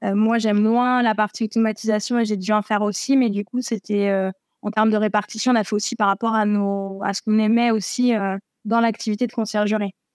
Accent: Berry, Centre-Val de Loire, France; moved away as an adult; now in Tarbes, France; je suis originaire du Berry

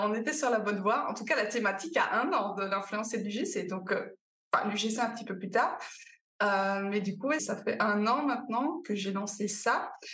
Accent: Belgium; accent: Belgian; je suis belge, ça s'entend un petit peu, évidemment

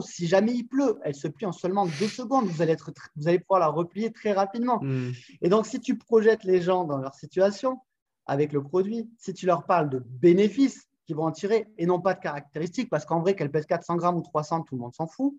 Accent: south of France, France; accent: accent chantant (southern French); now in Montpellier, France; j'habite dans la belle ville de Montpellier dans le sud de la France.

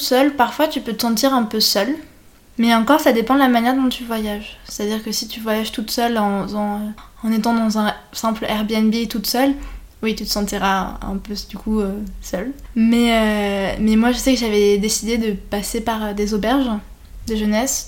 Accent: France; je suis française

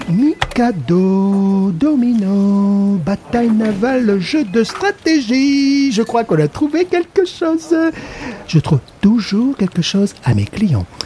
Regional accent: Thessaloniki, Central Macedonia, Greece; accent: Thessaloniki; French is a second language; mais j'ai un accent très fort de Thessalonique.

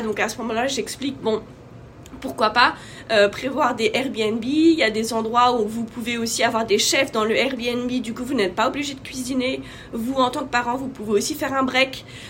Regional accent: France; moved away as an adult; also born or lived in Asia / North Africa / Middle East; now in United States; je suis française, maman de quatre enfants. en ce moment, j'habite aux États-Unis

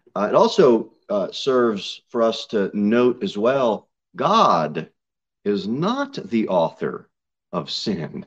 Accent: United States

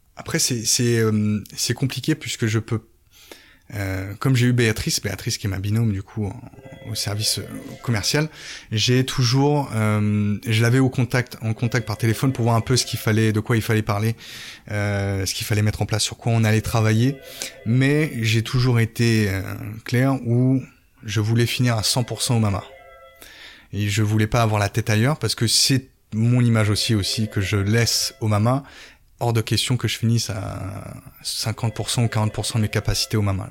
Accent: Évreux, Normandy, France; moved away as an adult; also born or lived in Paris suburbs / Florida, United States; now in Toulouse, France; Je suis un Parisien qui a grandi en banlieue. Euh, mes parents m'ont vite emmené sorti de Paris pour aller à Évreux, en Caen. Du coup, où j'ai fait mes études

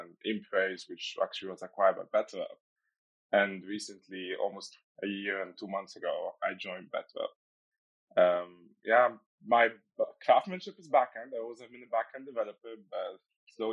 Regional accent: Egypt; moved away as an adult; now in Netherlands; I'm originally from Egypt

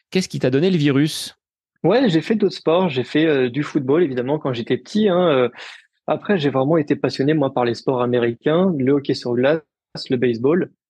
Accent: Lille, Hauts-de-France, France; Et puis, et puis je suis originaire de Lille, donc donc deux semaines après, il y a eu le semi de Lille.

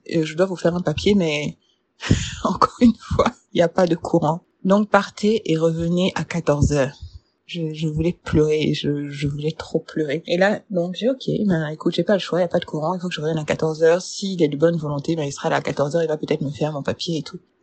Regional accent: Burkina Faso; je suis burkinabé.

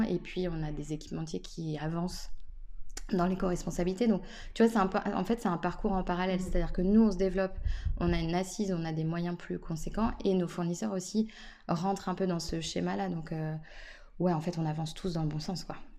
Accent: Nantes, Pays de la Loire, France; en tant que Nantais

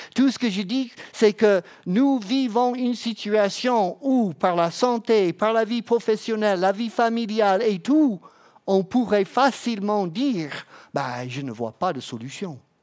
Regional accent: Florida, United States; French is a second language; moved away as an adult; now in France; je viens de la Floride

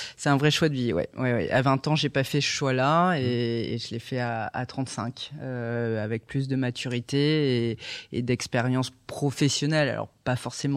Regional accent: Bordeaux, Nouvelle-Aquitaine, France; moved away as an adult; also born or lived in Paris / Switzerland; je suis bordelaise d'origine

